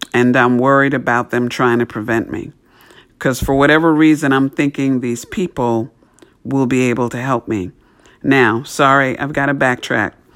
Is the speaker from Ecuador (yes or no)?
no; New York City, New York, United States; where I grew up in New York City